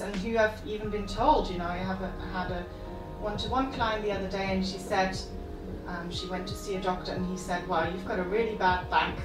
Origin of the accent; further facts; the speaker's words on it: Germany; moved away; I was growing up in Germany